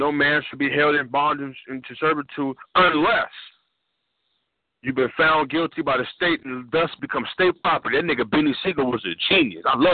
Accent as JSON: {"language": "English", "region": "California", "country": "United States", "said": "I'm from California"}